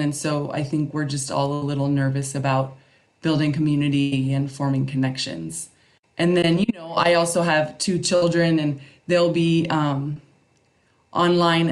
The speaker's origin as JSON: {"language": "English", "town": "Phoenix", "region": "Arizona", "country": "United States", "tie": "born or raised there", "moved": "as an adult", "lives_now": "Guadalajara, Mexico", "said": "I grew up in Phoenix, Arizona"}